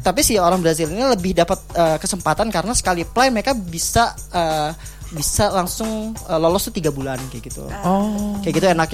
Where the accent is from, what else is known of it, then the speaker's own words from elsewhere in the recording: Indonesia; gue dari Indonesia